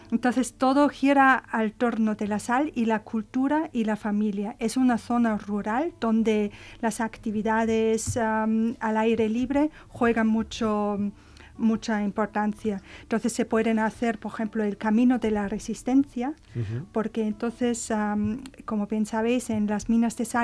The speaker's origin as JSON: {"language": "Spanish", "region": "Tyrol", "country": "Austria", "moved": "yes", "lives_now": "Spain", "said": "yo soy de Austria, yo soy de Austria"}